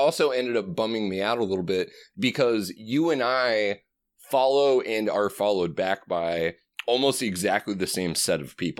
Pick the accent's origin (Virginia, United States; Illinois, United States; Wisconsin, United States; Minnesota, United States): Illinois, United States; Chicago; also born or lived in Colorado; I was born in Colorado, but my toddlerhood was spent in Chicago. So I count myself as being a Chicago person, and that's why I can drink Malort.